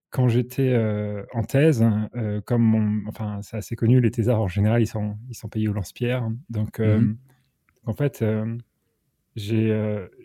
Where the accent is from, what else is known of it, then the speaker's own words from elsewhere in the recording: Normandy, France; moi j'ai commencé en France, je suis originaire de Normandie